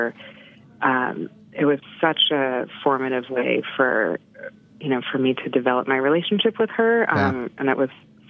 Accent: New York City, New York, United States; I grew up mostly in New York City and then moved to the suburbs when I was a little bit older.

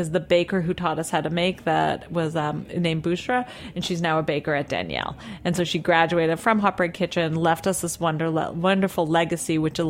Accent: Toronto, Ontario, Canada; now in New York City, United States; I'm from Toronto

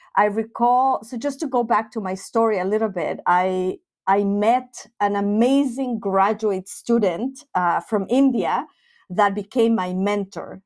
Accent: Mexico City, Mexico; now in Finland; I grew up in Mexico City, and I was part of the Jewish community

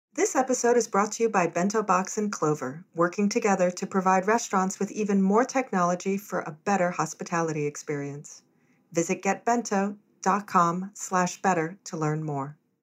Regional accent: Hawaii, United States; I'm from Hawaii, I was born and raised there

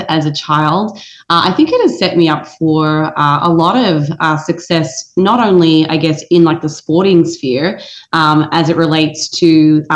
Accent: Australia; moved away as an adult; now in United States; growing up in Australia

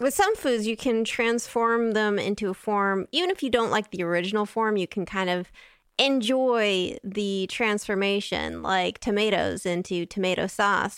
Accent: West Coast, United States; now in Italy; I'm from the West Coast

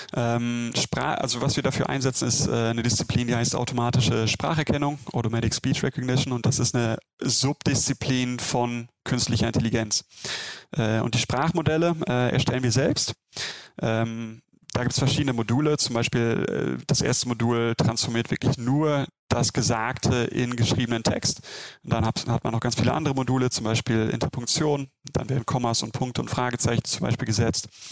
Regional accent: Germany; ich bin Deutscher

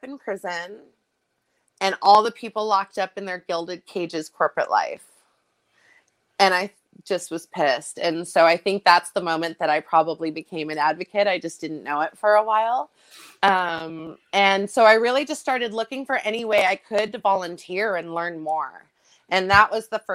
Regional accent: Bay Area, California, United States; now in Long Beach, United States; I was homeless and in juvenile halls and group homes growing up in the Bay Area.

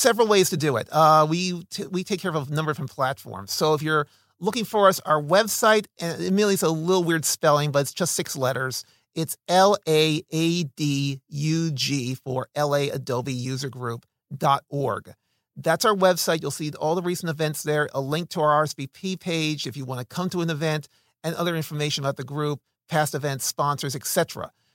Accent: Philadelphia, Pennsylvania, United States; also born or lived in New Orleans, Louisiana / Santa Clarita, California; now in Los Angeles, United States; I'm originally from Philadelphia, Uh, but I lived in New Orleans, Louisiana for eight years

